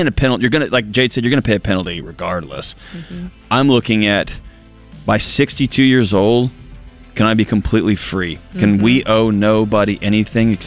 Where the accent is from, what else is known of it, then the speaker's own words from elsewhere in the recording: Houston, Texas, United States; I grew up in Houston